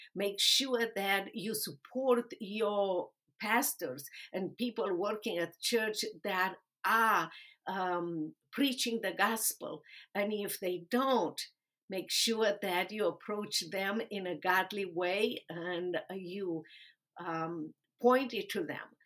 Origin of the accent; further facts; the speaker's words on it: Romania; English is a second language; moved away as an adult; also born or lived in Dallas, Texas; now in United States; I was a lawyer in Romania defending human and religious rights